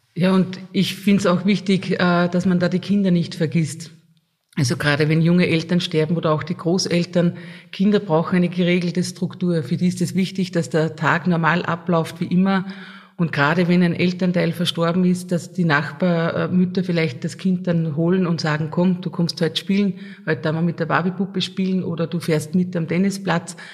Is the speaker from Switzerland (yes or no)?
no; Lambach, Upper Austria, Austria; bei uns in Lambach